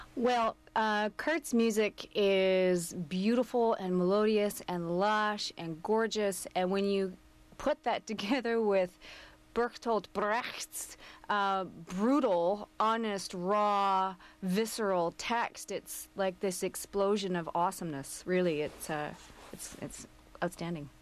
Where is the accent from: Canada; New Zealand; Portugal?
Canada; Coquitlam, British Columbia; I grew up in Coquitlam